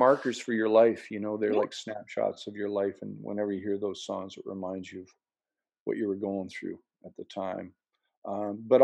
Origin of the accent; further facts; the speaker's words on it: Lynn Lake, Manitoba, Canada; up to my hometown of Lynn Lake, Manitoba, where I was born